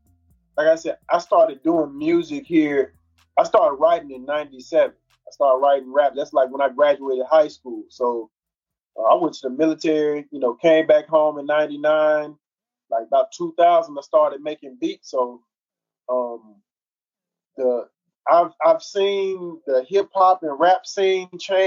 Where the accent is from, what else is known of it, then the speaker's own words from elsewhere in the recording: Pine Bluff, Arkansas, United States; I'm from Pine Bluff, Arkansas, born and raised.